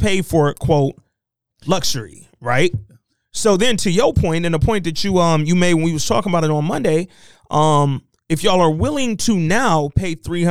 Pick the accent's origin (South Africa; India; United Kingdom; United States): United States; Detroit, Michigan; I done sat with y'all. I'm from Detroit, my nigga.